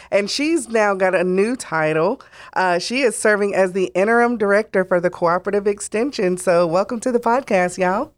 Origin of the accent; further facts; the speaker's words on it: Gaston County, North Carolina, United States; growing up in Gaston County